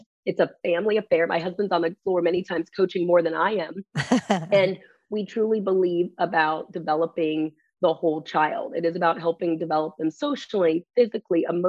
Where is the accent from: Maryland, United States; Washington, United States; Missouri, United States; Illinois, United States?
Maryland, United States; my hometown of Maryland